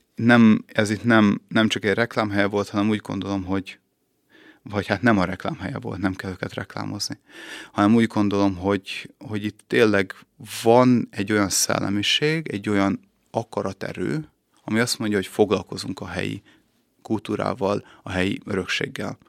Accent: Budapest, Hungary; moved away as an adult; also born or lived in Szeged / Vác; now in Békéscsaba, Hungary; Én Pesten születtem

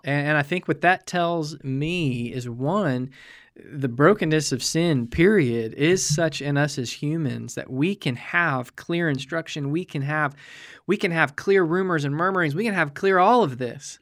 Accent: United States; as American believers

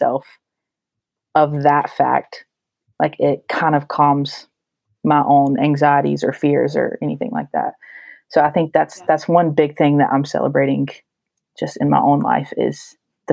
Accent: Asheville, North Carolina, United States; moved away as an adult; now in Boston, United States; I'm from the Asheville, North Carolina area

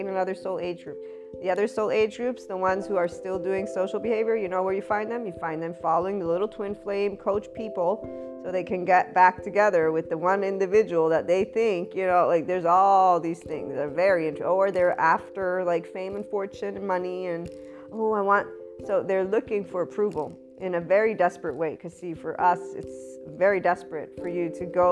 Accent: United States; also born or lived in Italy; me as an American, because I'm a bicultural person

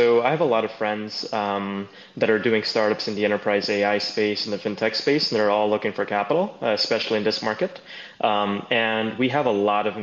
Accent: New York City, New York, United States; also born or lived in Guyana; I was born in South America in British Guiana. And I came to New York when I was 7

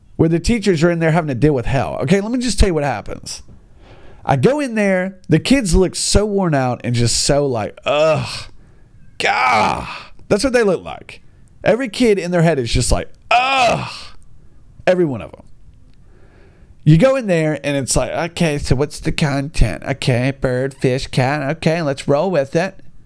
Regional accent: United States; I'm just an American

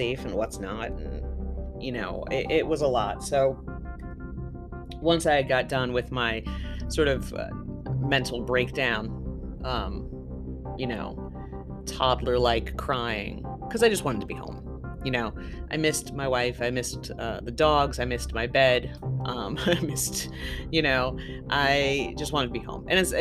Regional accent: the South, United States; I'm from the South

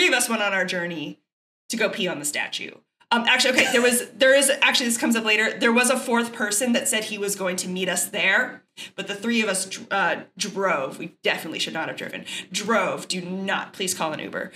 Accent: Texas, United States; I was raised by people from Chicago and I'm from Texas, which is very different from the South

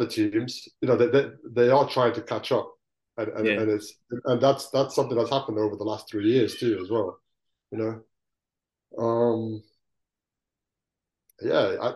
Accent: Leicester, East Midlands, United Kingdom; moved away as an adult; also born or lived in Balkans (ancestry) / Greece / Kosovo; now in Scotland, United Kingdom; I grew up in Leicester.

